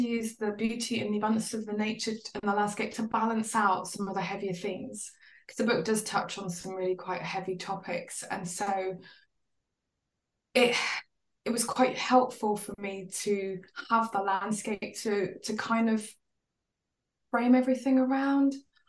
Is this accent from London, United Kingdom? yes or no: yes; London, United Kingdom; now in Somerset, United Kingdom; I moved personally. I moved from London. Well, I'd moved all over the place, but I started off in London and I moved to rural Somerset.